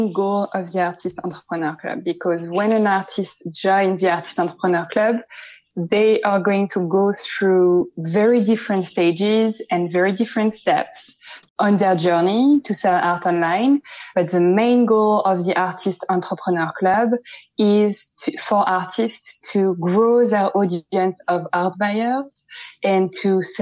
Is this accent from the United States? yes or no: no; Paris, Île-de-France, France; accent: French; English is a second language; moved away as an adult; also born or lived in Amsterdam; now in London, United Kingdom; I am from France, and I was born in Paris, and I grew up in Paris